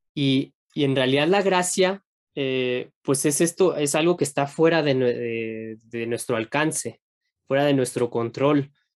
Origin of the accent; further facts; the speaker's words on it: Mexico; Uno como mexicano